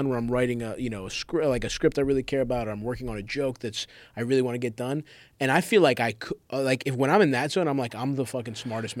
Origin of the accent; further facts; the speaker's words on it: Baltimore, Maryland, United States; I grew up in Baltimore, grew up in Greektown.